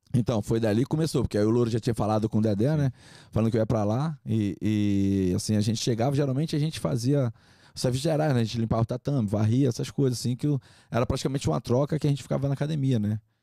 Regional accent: Manaus, Amazonas, Brazil; moved away; also born or lived in Rio de Janeiro; Eu sou de Manaus, Amazonas. É, nascido e criado lá

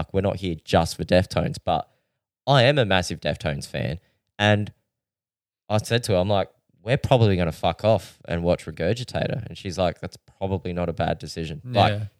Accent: Adelaide, South Australia, Australia; And I said, well, we're from Adelaide.

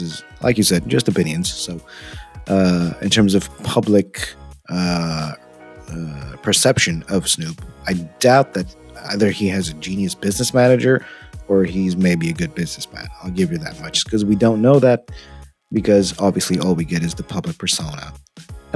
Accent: Romania; we're from Eastern Europe, right? We're from Romania

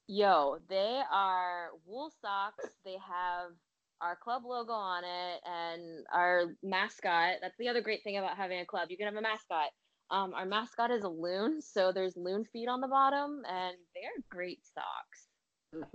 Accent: Philadelphia, Pennsylvania, United States; moved away as an adult; also born or lived in China; now in New York City, United States; I grew up in Philly.

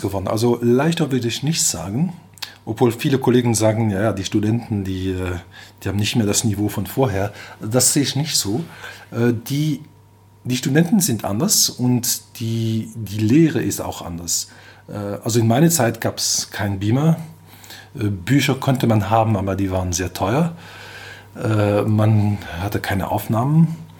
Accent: Belgium; German is a second language; moved away as an adult; also born or lived in England / United States / Delft, Netherlands; now in Germany; komme aus Belgien, spreche normalerweise auch Französisch, daher vielleicht meinen schönen Akzent.

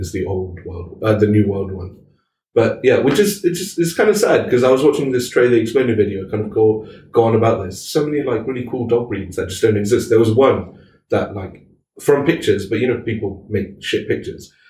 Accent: Malaysia; we're Muslim, we're Malaysian Muslims

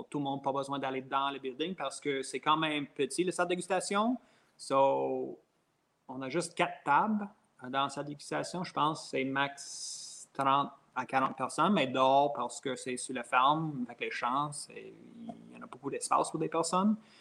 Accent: Franklin, Quebec, Canada; moi, je viens de Covey Hill, Franklin

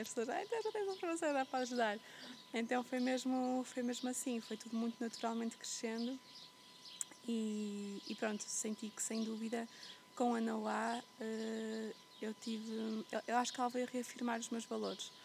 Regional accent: Porto, Norte, Portugal; moved away as an adult; also born or lived in Flores Island, Azores / Algarve; eu cresci, eu nasci e fui criada no meio da cidade, no Porto.

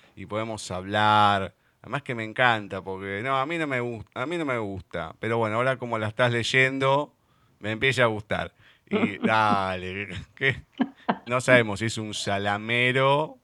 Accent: Argentina; somos argentinos

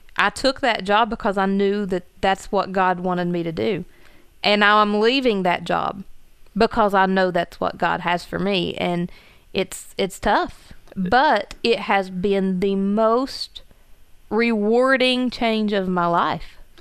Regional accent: Gilbert, United States; moved away as an adult; now in Logan; it's my hometown

